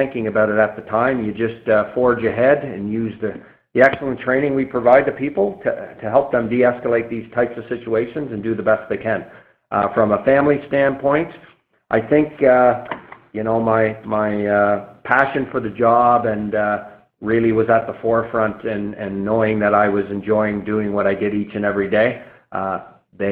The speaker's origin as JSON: {"language": "English", "region": "Nova Scotia", "country": "Canada", "tie": "born or raised there", "moved": "as an adult", "said": "I grew up in Nova Scotia"}